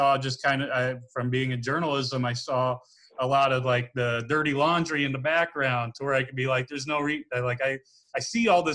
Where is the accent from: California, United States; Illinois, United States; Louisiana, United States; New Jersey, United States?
Illinois, United States; Bloomington; moved away as an adult; also born or lived in DeKalb, Illinois; now in Springfield, United States; I'm from Bloomington Normal. So I was Dana Ford's ball boy back when he was in college when I was a little kid.